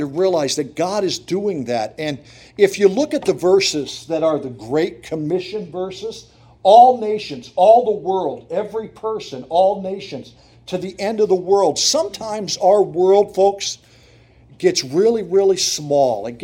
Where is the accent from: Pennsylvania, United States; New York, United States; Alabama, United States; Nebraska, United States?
Pennsylvania, United States; Montrose; moved away as an adult; also born or lived in Ypsilanti, Michigan; I grew up in Montrose and Susquehanna County